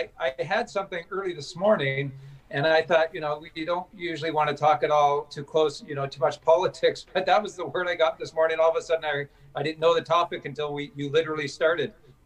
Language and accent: English; Canada; I'm talking as a Canadian. I'm not going to be voting down in the States.